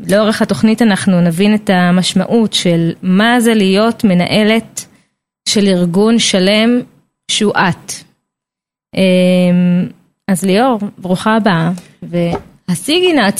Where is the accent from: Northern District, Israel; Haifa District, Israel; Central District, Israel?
Central District, Israel; Petah Tikva; now in Karkur, Israel; שתינו מפתח תקווה